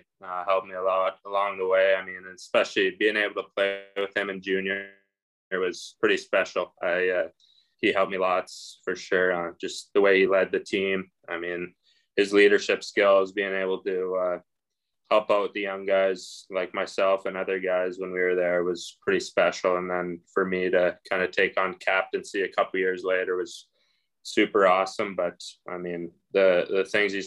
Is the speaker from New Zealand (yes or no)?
no; Regina, Saskatchewan, Canada; growing up in Regina